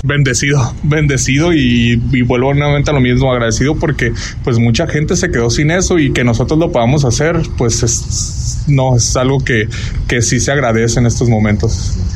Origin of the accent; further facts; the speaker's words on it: Culiacán, Sinaloa, Mexico; moved away as an adult; now in Pomona, United States; Yo soy de Culiacán, nací en Culiacán